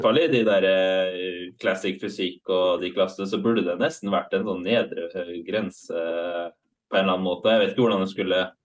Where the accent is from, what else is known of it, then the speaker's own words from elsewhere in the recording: Halden, Østfold, Norway; hockeylaget i Halden, der jeg kommer fra